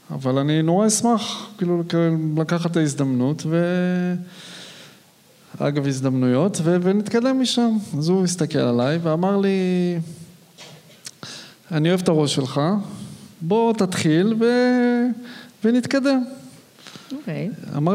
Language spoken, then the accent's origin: Hebrew; Arad, Southern District, Israel; also born or lived in Modiin; אני כילד גדלתי בפריפריה. וגדלתי באמת כילד בערד עד גיל 13. לאחר מכן ההורים עברו למודיעין.